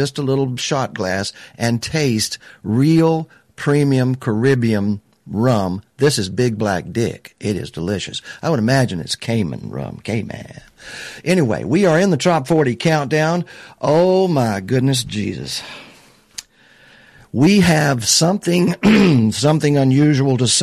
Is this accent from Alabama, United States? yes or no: yes; Alabama, United States; moved away; I'm from Alabama. I've got friends back there right now